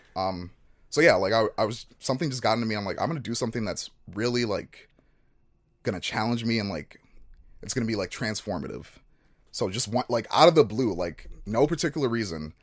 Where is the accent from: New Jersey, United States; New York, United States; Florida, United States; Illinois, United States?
Illinois, United States; Chicago; moved away as an adult; also born or lived in Nigeria; moved to Chicago when I was one. Um, grew up in Chicago, spent 18 years there